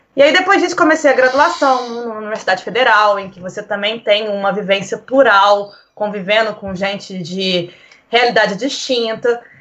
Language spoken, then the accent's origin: Portuguese; Minas Gerais, Brazil; moved away as an adult; now in Portugal; minha história de vida como mineira